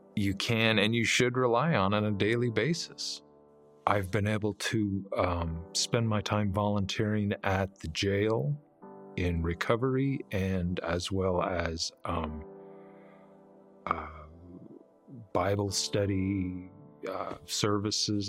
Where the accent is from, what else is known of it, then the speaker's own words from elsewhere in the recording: Heber City, Utah, United States; I was born and raised here in Heber City.